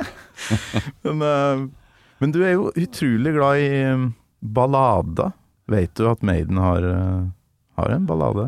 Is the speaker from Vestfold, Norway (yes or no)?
no; near Vikna, Trøndelag, Norway; på Vikna, utafor der jeg kommer fra